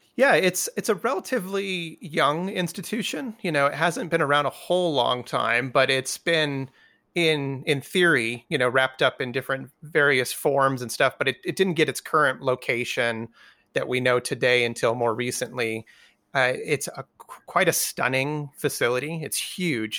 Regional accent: New Mexico, United States; moved away as an adult; also born or lived in Montana / Wyoming; I was originally from New Mexico, so I was raised here and then left when I went to college

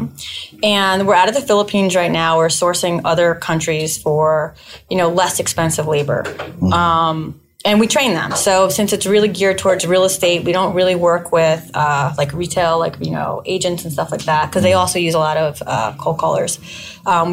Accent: New York City, New York, United States; I'm from New York City. In Manhattan. I live on the west side

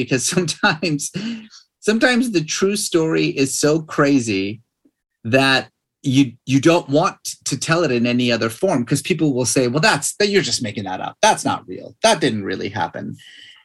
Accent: Iran; moved away; I was growing up in Iran

